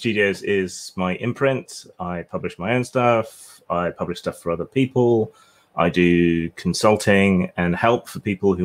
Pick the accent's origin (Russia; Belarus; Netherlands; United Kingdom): United Kingdom; England; I'm English.